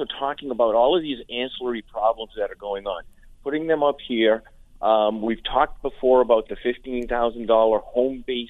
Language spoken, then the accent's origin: English; Central Massachusetts, United States; I'm from Central Mass